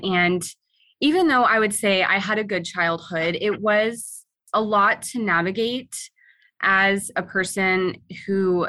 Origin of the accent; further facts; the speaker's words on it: Arkansas, United States; now in Alaska, United States; Yeah, so I grew up, it was a little bit of a mix. It was in between Arkansas and Alaska. I spent most of my younger years, my adolescence, in Arkansas. Once the dust settled in my youth, I moved up to Alaska in 2012